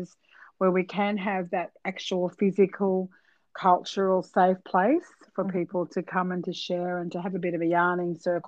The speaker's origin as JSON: {"language": "English", "town": "Cairns", "region": "Queensland", "country": "Australia", "tie": "born or raised there", "also_born_or_lived": "Mackay", "said": "I was actually born in Mackay, but I grew up in Cairns."}